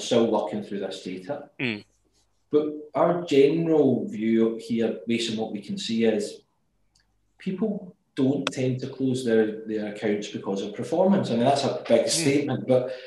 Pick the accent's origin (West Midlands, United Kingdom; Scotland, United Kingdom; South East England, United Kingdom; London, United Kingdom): Scotland, United Kingdom; Glasgow; as you can tell by my accent, I'm from Glasgow